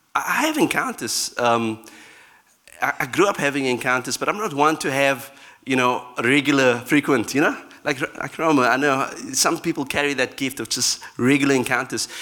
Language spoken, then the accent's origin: English; Cape Town, Western Cape, South Africa; my, my um, background in South Africa, I'm from Cape Town